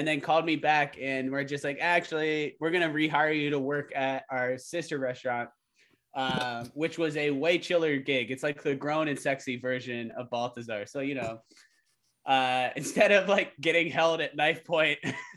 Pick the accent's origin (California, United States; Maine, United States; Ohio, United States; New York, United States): Ohio, United States; Columbus; I'm from Columbus